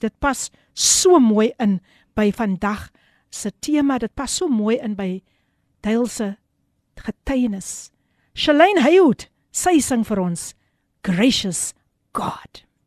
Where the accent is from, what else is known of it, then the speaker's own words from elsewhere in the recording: Somerset West, Western Cape, South Africa; Ek is gebore in Somersetwes